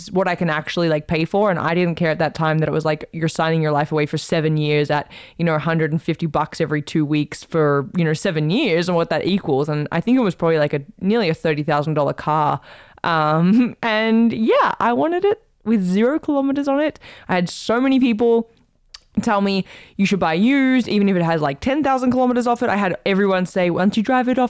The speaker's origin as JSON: {"language": "English", "country": "Australia", "moved": "as an adult", "lives_now": "Canada", "said": "as an Aussie"}